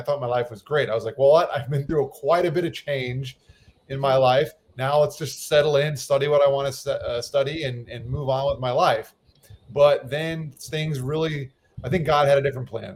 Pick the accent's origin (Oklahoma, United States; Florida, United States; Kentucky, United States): Florida, United States; west of Fort Lauderdale, South; also born or lived in New York; I grew up in South Florida. I was actually born in New York, and I moved to South Florida when I was just a kid. My parents moved out to an area west of Fort Lauderdale